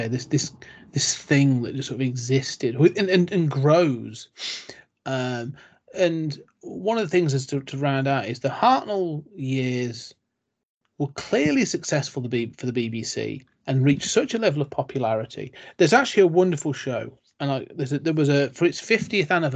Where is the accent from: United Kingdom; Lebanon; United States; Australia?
United Kingdom; I'm British